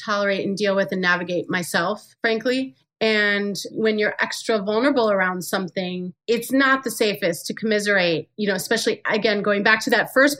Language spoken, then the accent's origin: English; Farmington Hills, Michigan, United States; moved away; I came from Farmington Hills, Michigan